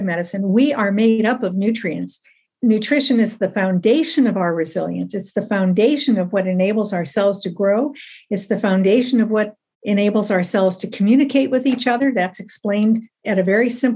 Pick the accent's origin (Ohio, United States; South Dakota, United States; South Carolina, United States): Ohio, United States; moved away as an adult; now in Canada; I'm in Canada. So I'm originally an American, born and raised in Ohio, trained in the States